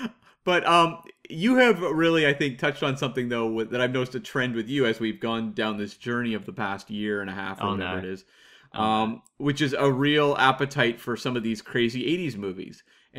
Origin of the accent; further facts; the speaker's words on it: London, United Kingdom; Oi, I'm from London.